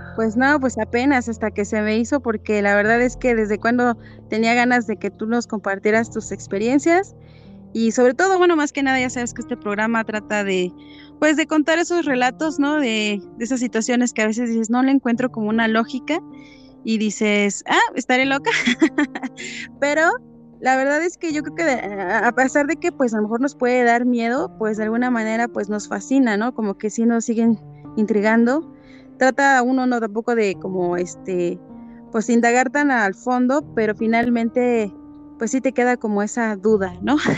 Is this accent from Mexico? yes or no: yes; Hidalgo, Mexico; yo soy hidalguense